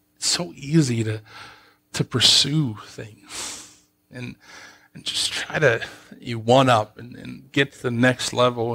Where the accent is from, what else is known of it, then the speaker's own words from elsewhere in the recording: United States; moved away as an adult; also born or lived in Columbus; I grew up in Soonville